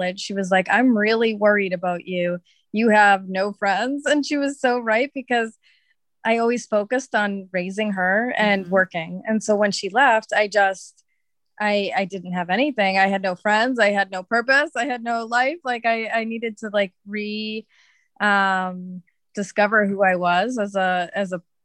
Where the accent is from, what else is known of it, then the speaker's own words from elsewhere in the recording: Massachusetts, United States; moved away as an adult; also born or lived in California; now in Bali, Indonesia; I grew up in Massachusetts and I moved to California with my daughter in 2013